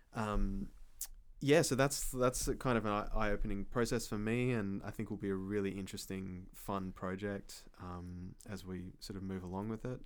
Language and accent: English; Perth, Western Australia, Australia; moved away; also born or lived in Fremantle; my hometown in Perth